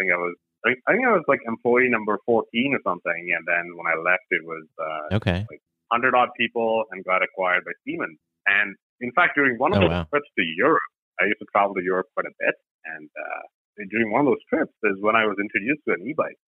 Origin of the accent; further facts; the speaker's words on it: Bangalore, Karnataka, India; moved away as an adult; now in Saskatchewan, Canada; I grew up in Bangalore, India, which is the IT capital of India.